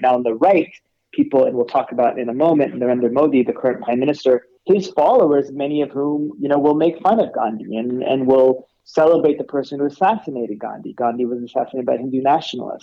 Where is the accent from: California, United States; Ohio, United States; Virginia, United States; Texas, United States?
California, United States; accent: California; I was born and raised in California